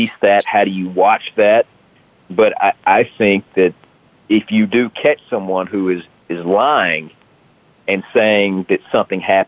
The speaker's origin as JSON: {"language": "English", "region": "Alabama", "country": "United States", "tie": "born or raised there", "accent": "Southern", "moved": "yes", "said": "I grew up in Alabama"}